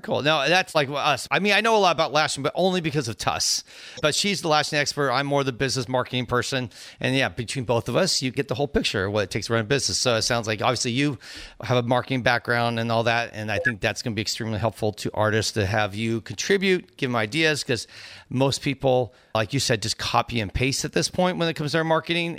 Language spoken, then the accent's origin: English; Cupertino, California, United States; I, was there in the band exchange, our marching band and from Cupertino